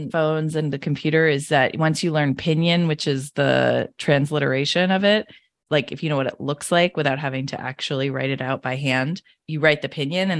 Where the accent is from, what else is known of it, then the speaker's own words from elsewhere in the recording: New Hampshire, United States; also born or lived in Michigan / China / Singapore / Costa Rica; now in San Francisco, United States; I was born in Michigan, have never really been back there, but I grew up in New Hampshire and have lived in China, Singapore, Costa Rica, France, and Los Angeles.